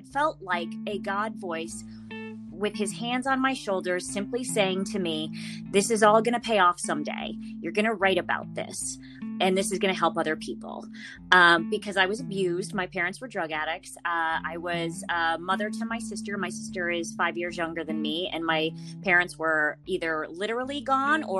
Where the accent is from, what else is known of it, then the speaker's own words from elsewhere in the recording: Middletown, Connecticut, United States; moved away as an adult; now in Los Angeles, United States; I'm originally from Connecticut, Middletown, Connecticut. I moved out here right after college.